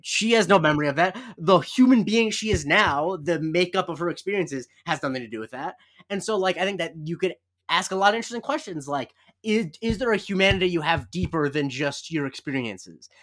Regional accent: Florida, United States; I'm from Florida

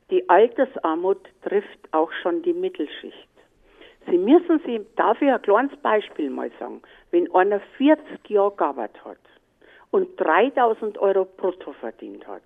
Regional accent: Munich, Bavaria, Germany; ich bin eine Münchnerin und das Dankeschön, dass ich hier leben darf

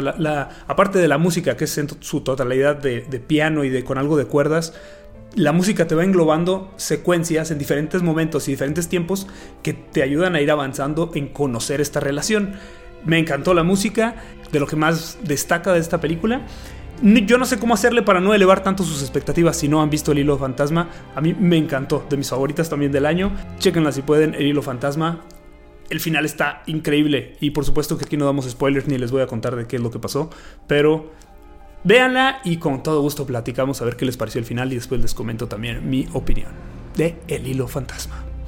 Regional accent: Chihuahua, Mexico; soy de Chihuahua

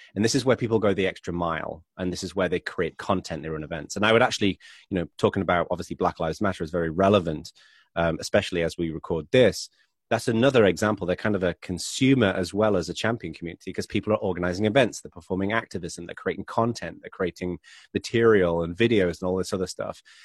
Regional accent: England, United Kingdom; accent: English; moved away as an adult; now in United States; I'm originally from England, but I've been living in America for about twelve years

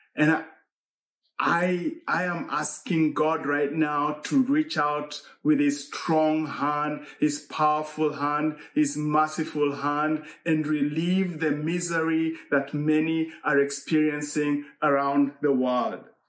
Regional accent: Eldoret, Uasin Gishu County, Kenya; moved away; in Eldoret, Kenya. That's my hometown.

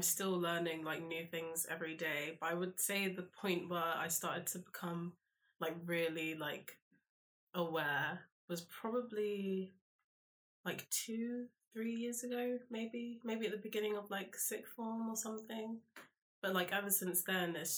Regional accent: London, United Kingdom; also born or lived in Brighton; I'm from South London.

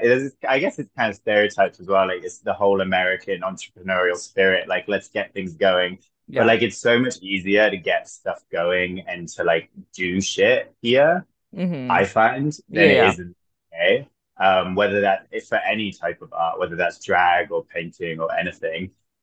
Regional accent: West Midlands, United Kingdom; also born or lived in Florida, United States; I'm from Herefordshire. And that is our only

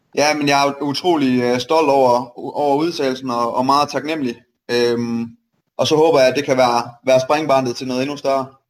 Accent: Aarhus, Central Denmark Region, Denmark; also born or lived in Silkeborg; Jeg er født og opvokset i Aarhus, og så øh, flyttede vi til Silkeborg, da jeg blev 14, tror jeg

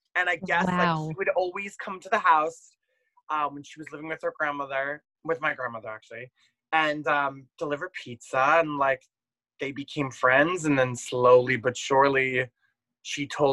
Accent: Middletown, New Jersey, United States; I grew up in Middletown, New Jersey

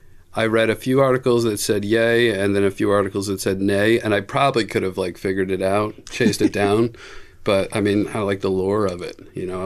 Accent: New Jersey, United States; I'm from South Jersey.

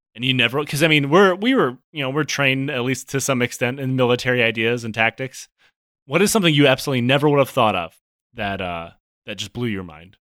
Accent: Detroit, Michigan, United States; I grew up in the Metro Detroit area.

